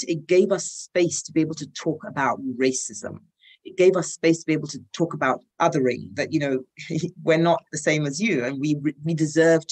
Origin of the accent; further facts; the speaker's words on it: Nigeria; also born or lived in London; now in South Africa; As a Nigerian living in South Africa, married